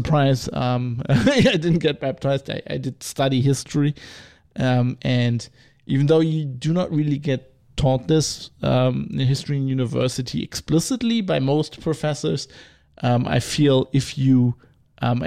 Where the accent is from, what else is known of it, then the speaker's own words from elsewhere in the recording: Rhineland, Germany; I'm from the Rhineland, which is famously a Protestant area